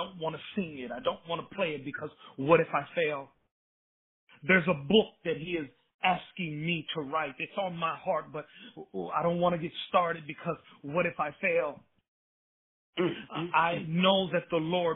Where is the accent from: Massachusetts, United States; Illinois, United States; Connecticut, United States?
Illinois, United States; Chicago; moved away as an adult; now in North Texas, United States; I grew up in the city of Chicago